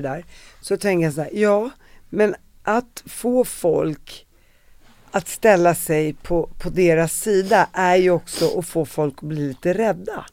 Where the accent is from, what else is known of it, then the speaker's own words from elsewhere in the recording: Sweden; vi som svenskar